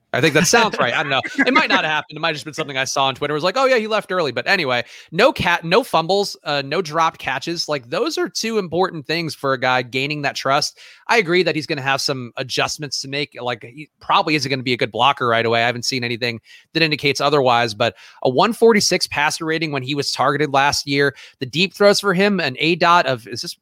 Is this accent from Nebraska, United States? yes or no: no; New York City, New York, United States; I grew up in the Bronx and a little bit Puerto Rican